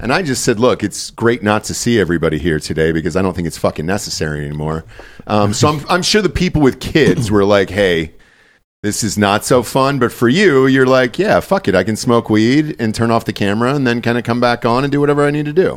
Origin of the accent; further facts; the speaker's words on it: the South, United States; moved away; I'm from the South, so, like, you kinda just drove out into the woods